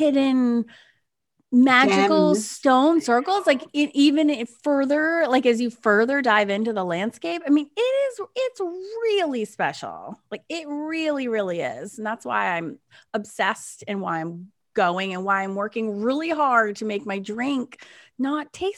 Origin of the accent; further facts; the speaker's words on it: United States; as an American